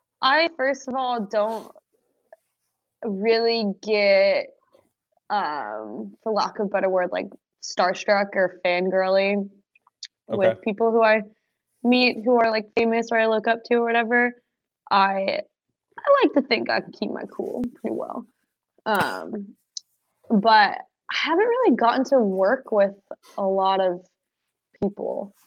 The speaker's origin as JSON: {"language": "English", "country": "United Kingdom", "accent": "British", "said": "my British accent is a bit Australian."}